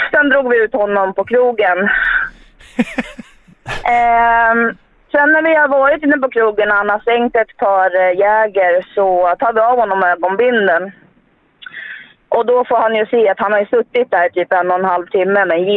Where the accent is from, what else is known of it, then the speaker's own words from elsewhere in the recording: Finland; Och vi kommer från Finland va. Så vi bastar ju som alltid.